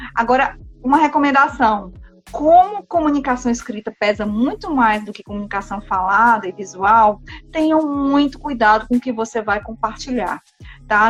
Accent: Brazil; como bons brasileiros, né, que nós somos

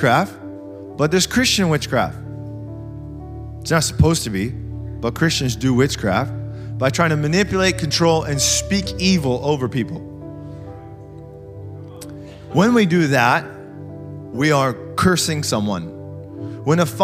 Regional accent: United States; we're so American

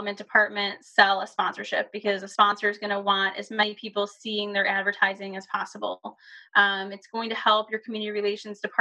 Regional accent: Buffalo, New York, United States; I grew up in the Buffalo area

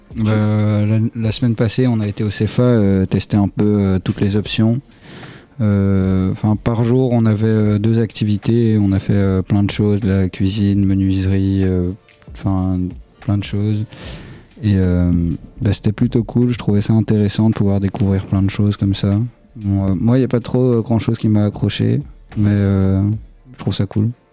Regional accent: Dion-Valmont, Wallonia, Belgium; Je viens de Dion-Valmont

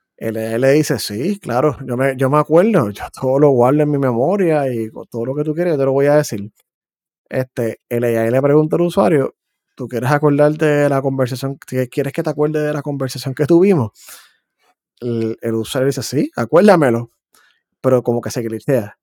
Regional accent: Puerto Rico; accent: boricua; now in United States; yo soy de Puerto Rico y vivo en Estados Unidos

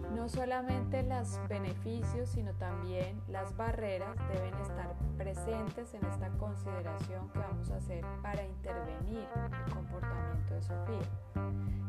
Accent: Colombia; todos somos colombianos

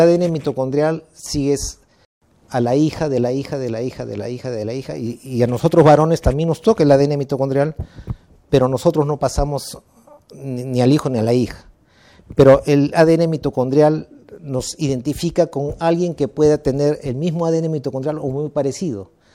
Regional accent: Peru; yo soy mitad japonés, pero mi identidad es puramente peruano

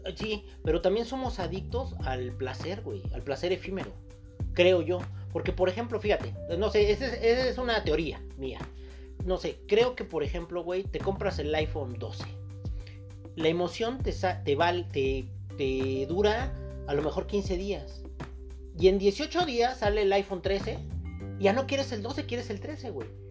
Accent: Mexico; somos mexicanos, no europeos.

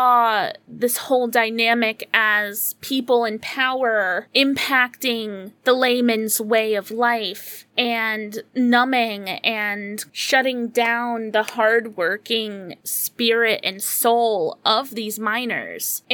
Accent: United States; as an American

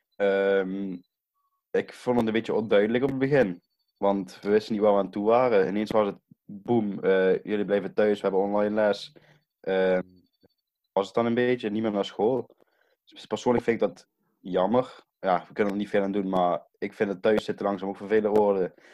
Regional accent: Brunssum, Limburg, Netherlands; ik kom uit Brunsum.

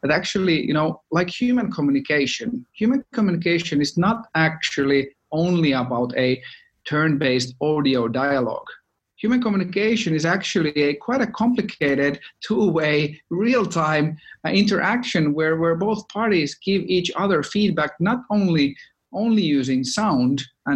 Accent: Finland; moved away; We are from Finland originally, so of course all Finns needed to do their mandatory Nokia stint

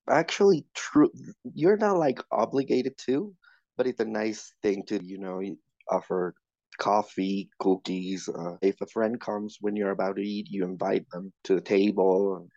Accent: Mexico City, Mexico; I'm from Mexico City.

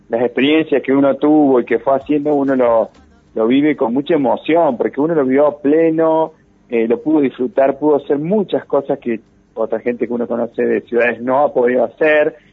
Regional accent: María Juana, Santa Fe, Argentina; moved away; Los que nos fuimos de María Juana.

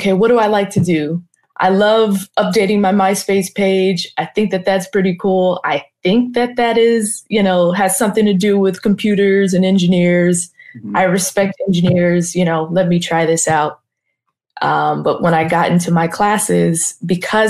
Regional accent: Carson, California, United States; Los Angeles, specifically Carson

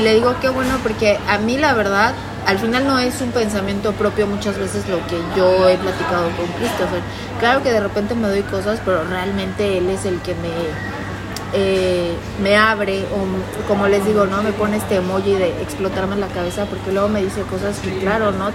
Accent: Mexico; Soy mexicana

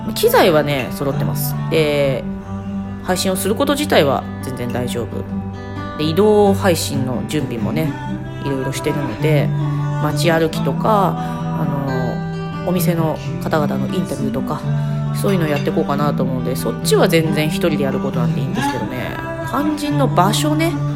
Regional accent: Tochigi, Japan; also born or lived in Kanda, Tokyo; now in Tokyo, Japan; 私の地元栃木

